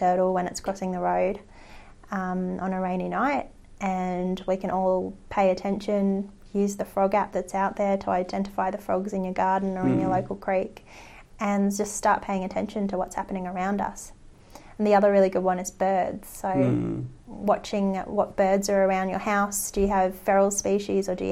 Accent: Australia; we are Australian

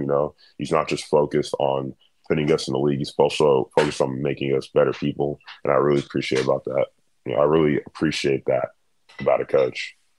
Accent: Dallas, Texas, United States; I was born in Dallas. I've lived uh, in the United States my whole life.

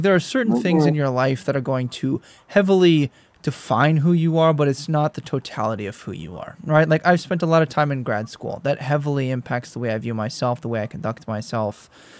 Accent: Midwest, United States; accent: Northern Midwestern; also born or lived in South; I grew up in the Midwest and then in the South, and now I'm back to the Midwest as I finish out my PhD.

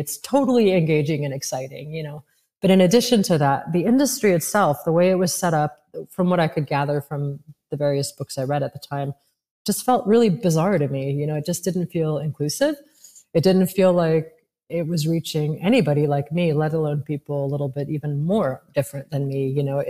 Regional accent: Paris, Île-de-France, France; I mean, I was raised partially in Paris, so I was exposed to it.

